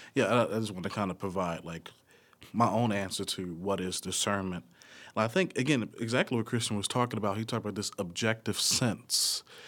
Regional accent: Nashville, Tennessee, United States; from Nashville, uh, Tennessee.

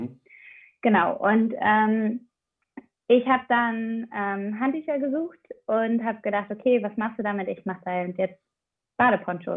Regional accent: Aachen, North Rhine-Westphalia, Germany; now in Kiel, Germany; ich komme halt ursprünglich aus Aachen

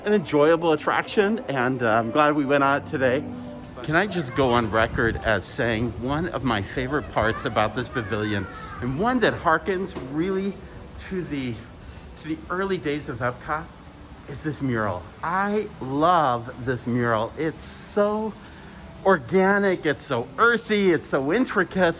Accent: Arizona, United States; also born or lived in Colombia; I'm from Arizona

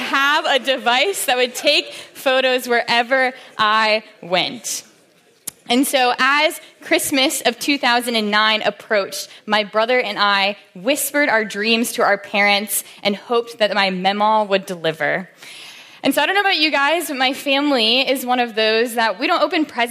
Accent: Williamsburg, Virginia, United States; I grew up in Williamsburg, Virginia.

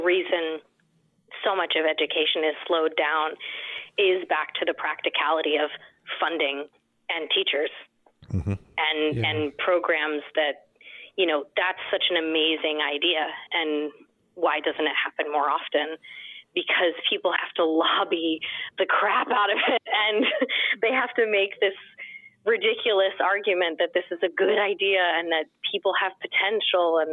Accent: Northern Virginia, United States; also born or lived in Washington, D.C.; I'm from Northern Virginia, which is very near Washington, D.C.

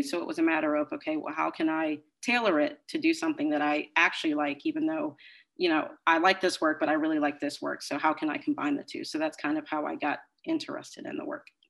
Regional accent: Maryland, United States; moved away as an adult; now in Boston, United States; I'm originally from Maryland.

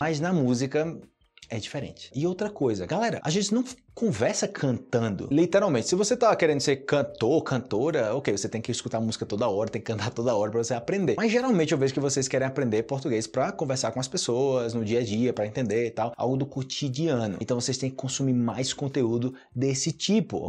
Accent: Brazil; eu sou do Brasil, eu ensino português

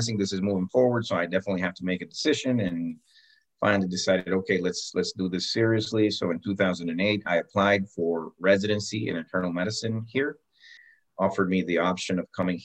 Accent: Cali, Valle del Cauca, Colombia; moved away; also born or lived in Bogota, Colombia; I was born in Bogota, actually, the capital. When I was very, very young, my parents moved to Cali. You know, I always considered myself to be what we call a caleño.

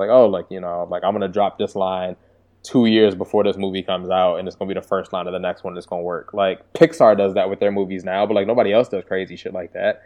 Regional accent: Washington, District of Columbia, United States; I'm from DC

